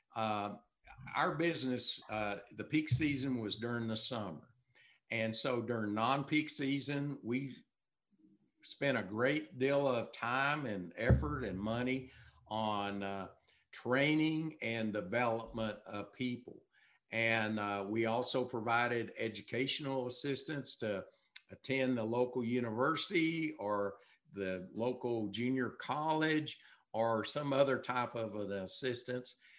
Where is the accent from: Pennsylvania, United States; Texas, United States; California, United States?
Texas, United States; I'm from Texas